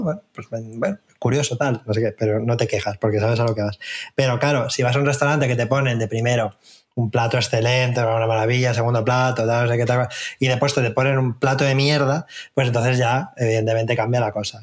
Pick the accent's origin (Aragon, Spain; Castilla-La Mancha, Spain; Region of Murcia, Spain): Castilla-La Mancha, Spain; Albacete; moved away; yo soy de Albacete